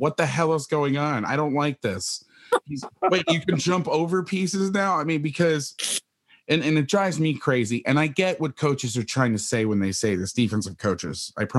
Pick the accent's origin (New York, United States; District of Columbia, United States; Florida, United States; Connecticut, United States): Florida, United States; moved away as an adult; also born or lived in Orlando; So I came home to Florida